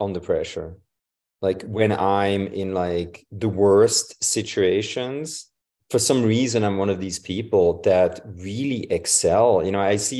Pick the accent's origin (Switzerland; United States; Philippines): Switzerland; moved away; I'm from Switzerland originally.